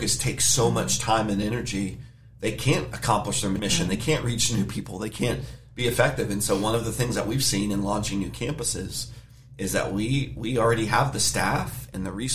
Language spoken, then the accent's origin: English; United States; I was born in America, speak English.